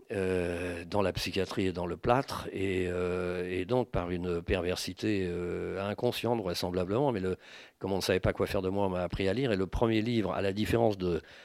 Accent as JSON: {"language": "French", "country": "France", "said": "je suis français"}